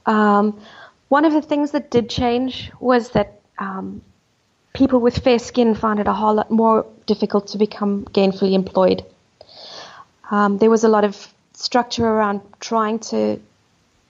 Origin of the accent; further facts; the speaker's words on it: South Africa; moved away; also born or lived in United Kingdom; growing up in South Africa was idyllic